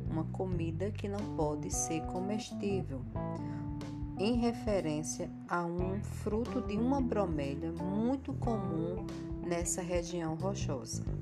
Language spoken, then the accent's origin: Portuguese; Puxinaná, Paraíba, Brazil; sou da cidade de Puxinaná e vou apresentar um pouco do meu município.